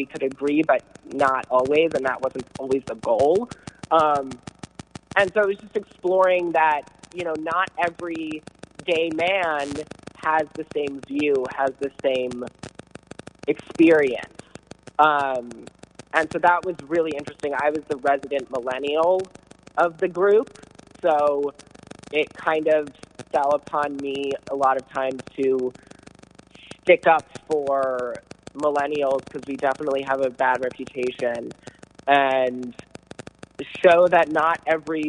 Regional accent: United States; now in Los Angeles, United States; I come from the East Coast, and I actually come from right outside of Washington, D.C.

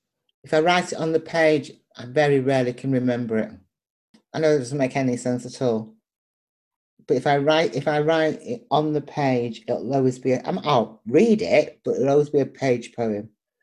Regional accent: Liverpool, North West England, United Kingdom; I'm Irish, Liverpoolian, Nigerian.

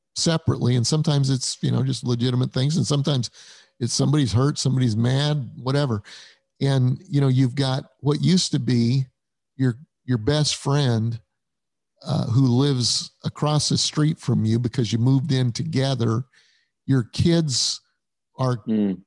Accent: Denver, Colorado, United States; moved away as an adult; also born or lived in Illinois; I was raised in Denver, Colorado.

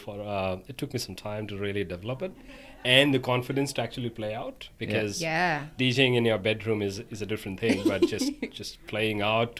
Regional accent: India; now in Australia; I'm from India.

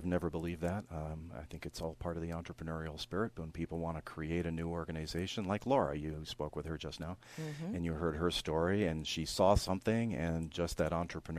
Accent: New York City, New York, United States; I'm actually originally from New York City, and that's where my career started.

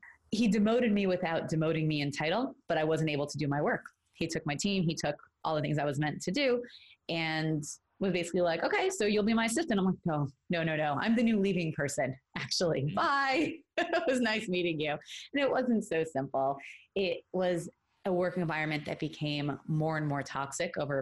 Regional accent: New York City, New York, United States; moved away as an adult; now in Los Angeles, United States; I'm from Brooklyn, New York, originally. Now I'm living in Los Angeles, California. I spent the first 23 years of my life in New York

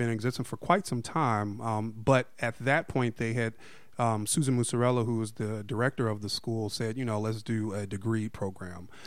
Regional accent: Alabama, United States; accent: Southern; moved away; also born or lived in Chicago, Illinois; when I was probably like 10 or 11 actually my mother and i moved to alabama and so I spent ah. several years in ah, Alabama

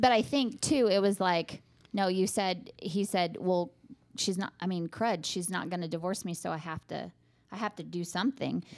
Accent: Midland, United States; I was born and raised in Midland

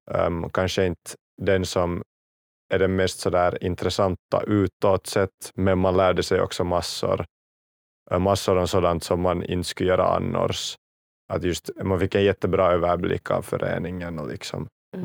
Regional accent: Kauniainen, Uusimaa, Finland; jag kommer från, från Grankulla

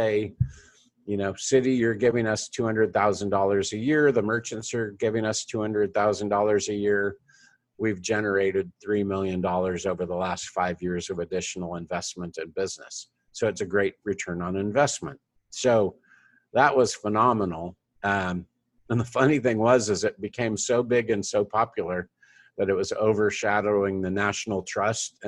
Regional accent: Fresno, California, United States; Fresno, my hometown

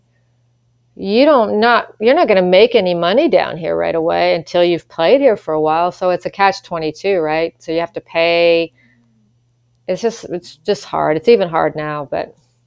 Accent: Ottawa, Ontario, Canada; moved away as an adult; also born or lived in Vancouver, Canada; now in Texas, United States; I was from Ottawa

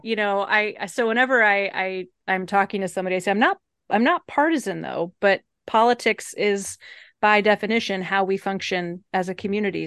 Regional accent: Evanston, Illinois, United States; moved away; also born or lived in Oak Park, Illinois / Atlanta, Georgia; I grew up in Evanston

